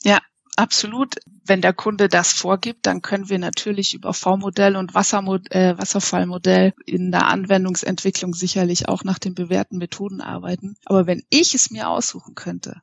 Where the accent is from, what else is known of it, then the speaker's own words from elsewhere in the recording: Munich, Bavaria, Germany; Ich äh, wohne in München, weil ich in München geboren und aufgewachsen bin.